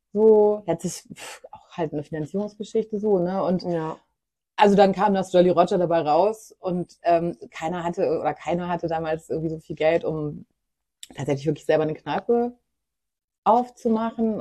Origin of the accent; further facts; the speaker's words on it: Germany; moved away; ich komme aus einem kleinen Dorf zwischen Hannover und Bielefeld